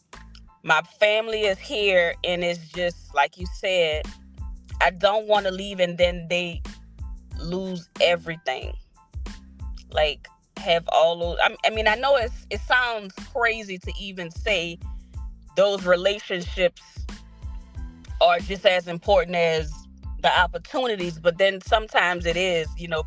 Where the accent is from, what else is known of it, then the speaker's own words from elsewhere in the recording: New Orleans, Louisiana, United States; we are all originally from New Orleans